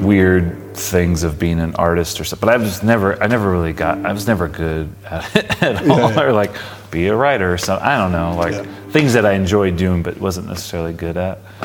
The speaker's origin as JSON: {"language": "English", "town": "Palm Springs", "region": "California", "country": "United States", "tie": "born or raised there", "said": "So I grew up in Palm Springs"}